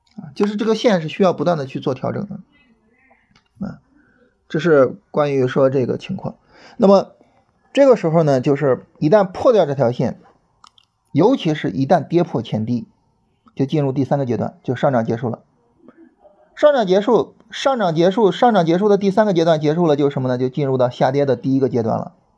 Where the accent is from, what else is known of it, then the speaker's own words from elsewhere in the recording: Shandong, China; now in Beijing, China; 我是山东人啊 然后现在在北京生活